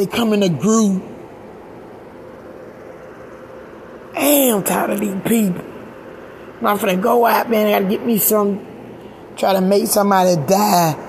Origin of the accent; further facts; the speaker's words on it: Georgia, United States; moved away; I'm from Georgia